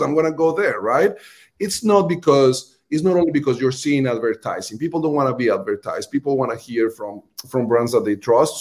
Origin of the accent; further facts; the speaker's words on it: Colombia; accent: Colombian; English is a second language; moved away; my Colombian accent